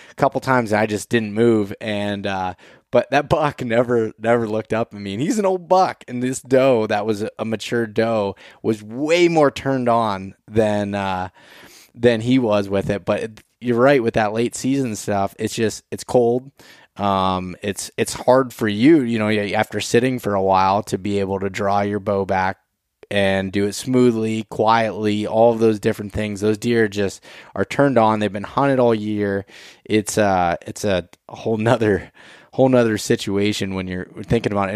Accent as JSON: {"language": "English", "region": "Pennsylvania", "country": "United States", "said": "Pennsylvania 'cause that's my home state and where I spend most of my time"}